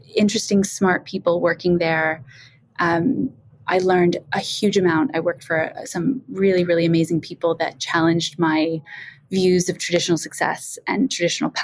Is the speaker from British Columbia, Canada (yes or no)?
no; a small town in Ontario, Canada; I'm Canadian, which is why I don't sound like I'm from the UK. I grew up in a small town in Ontario